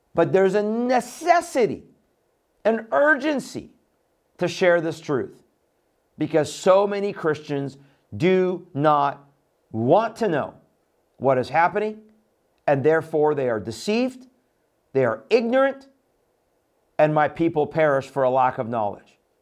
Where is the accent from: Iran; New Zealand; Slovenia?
Iran; moved away; I was born in Iran. I came out of the Middle East